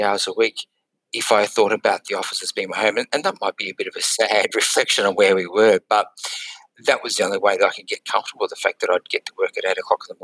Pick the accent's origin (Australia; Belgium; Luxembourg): Australia; Brisbane, Queensland; moved away as an adult; also born or lived in London / Singapore